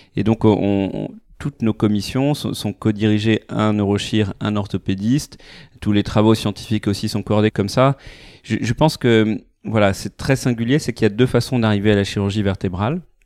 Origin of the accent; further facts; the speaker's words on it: Paris, Île-de-France, France; moved away as an adult; now in Lyon, France; ma famille vient de Normandie, on a grandi à Paris, fait nos études à Paris